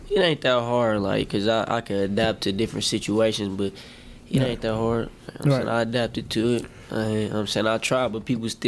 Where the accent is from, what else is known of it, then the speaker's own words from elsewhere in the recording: Milwaukee, Wisconsin, United States; Milwaukee, Wisconsin.